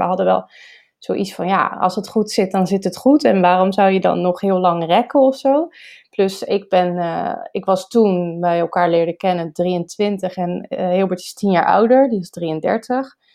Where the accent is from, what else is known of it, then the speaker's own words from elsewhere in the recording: Rotterdam, South Holland, Netherlands; also born or lived in Schiedam; en ik ben geboren en getogen in Rotterdam.